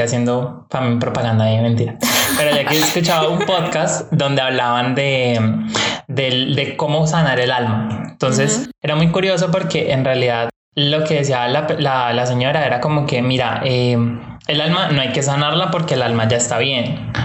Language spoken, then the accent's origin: Spanish; Cali, Valle del Cauca, Colombia; De Cali, Colombia